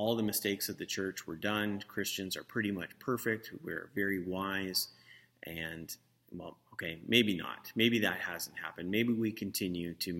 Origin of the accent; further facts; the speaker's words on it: St. Catharines, Ontario, Canada; I grew up with here in St. Catharines